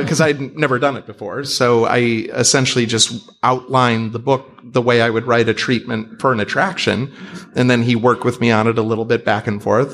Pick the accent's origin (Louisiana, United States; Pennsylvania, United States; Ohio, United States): Ohio, United States; Cleveland; I'm some schmuck from Cleveland who got lucky